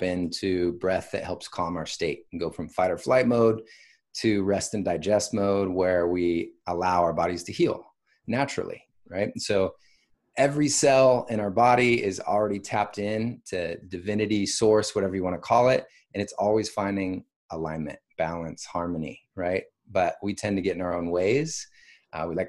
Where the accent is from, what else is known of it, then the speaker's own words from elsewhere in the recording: Washington, United States; also born or lived in Bay Area, California; now in Austin, United States; I'm from Washington State originally, had a pretty big family